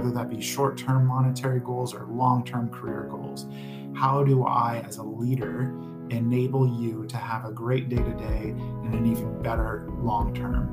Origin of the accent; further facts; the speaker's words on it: Klamath Falls, Oregon, United States; I grew up in a small town, Klamath Falls, Oregon